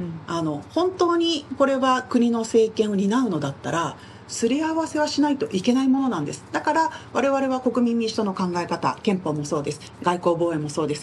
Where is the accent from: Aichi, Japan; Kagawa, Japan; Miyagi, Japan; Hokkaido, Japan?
Aichi, Japan; Nagoya; 私も名古屋で生まれ育ったので